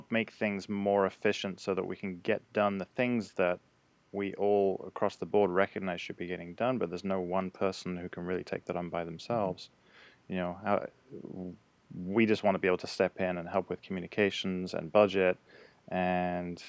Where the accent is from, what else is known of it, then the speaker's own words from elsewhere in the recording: United Kingdom; now in United States; being British, I became the American liaison to Float Collective